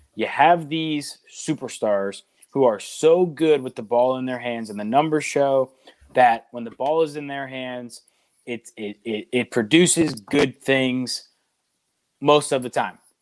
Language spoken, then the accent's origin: English; Pittsburgh, Pennsylvania, United States; growing up in Pittsburgh